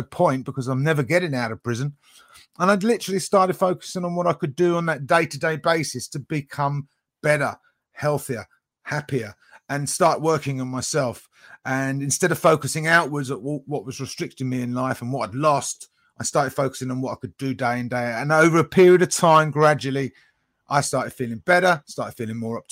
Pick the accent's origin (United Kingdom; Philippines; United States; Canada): United Kingdom; I'm from the UK, so near London, not far from London